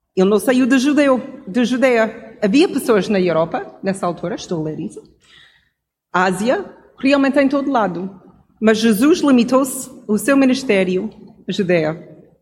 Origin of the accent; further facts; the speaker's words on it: Canada; Portuguese is a second language; moved away; como cresci no Canadá